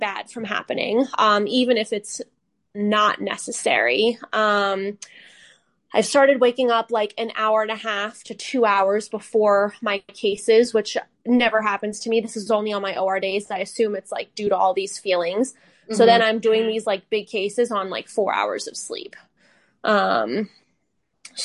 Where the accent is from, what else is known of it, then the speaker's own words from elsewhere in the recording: Northeast, United States; moved away; I grew up in the Northeast where people are very in your face.